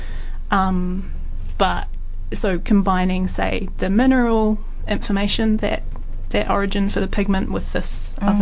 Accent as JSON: {"language": "English", "region": "South Island", "country": "New Zealand", "tie": "born or raised there", "said": "when I was a teenager. You know, growing up in the South Island"}